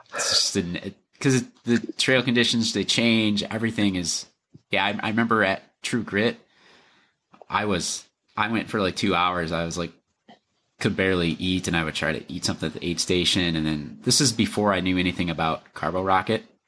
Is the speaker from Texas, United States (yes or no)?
no; Lower Michigan, United States; now in Minnesota, United States; I grew up in Lower Michigan